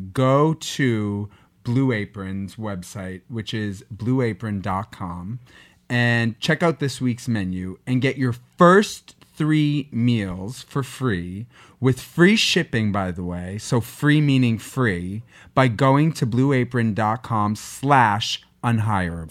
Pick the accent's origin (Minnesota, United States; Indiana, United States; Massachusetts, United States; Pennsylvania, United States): Massachusetts, United States; Boston; I'm from Boston